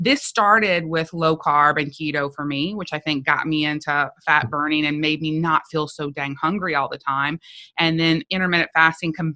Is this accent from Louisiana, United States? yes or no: yes; South Louisiana, United States; I was from South Louisiana